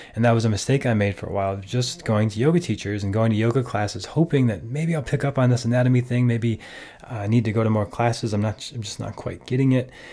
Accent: Minnesota, United States; I grew up in Minnesota

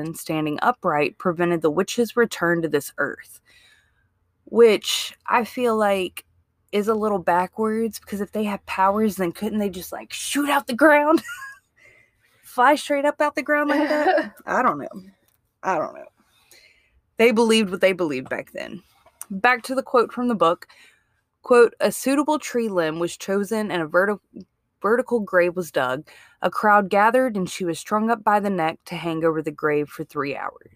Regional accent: Mississippi, United States; now in Alabama, United States; Like I didn't grow up in Alabama. I grew up in Mississippi.

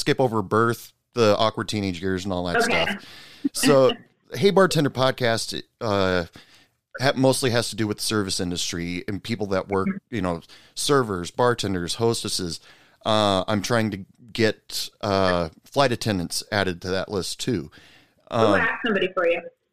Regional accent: Oregon, United States; now in West Texas, United States; I'm originally from Oregon, and I live in West Texas right now

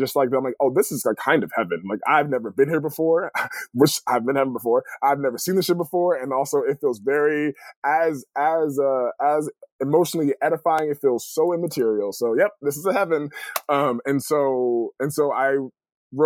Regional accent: California, United States; moved away as an adult; also born or lived in Los Angeles, California / Connecticut / Boston / Detroit; now in Portland, United States; So I grew up in California.

